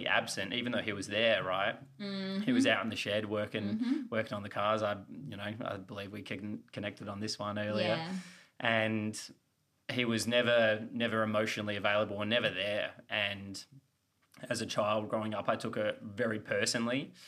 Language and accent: English; Australia; moved away as an adult; also born or lived in Los Angeles, United States / Austin, Texas, United States; being the Aussie.